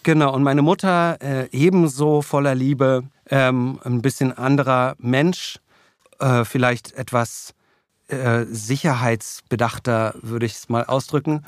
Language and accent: German; Berlin, Germany; ich bin dann eigentlich in Klado aufgewachsen, mhm. ganz im Süden von Berlin.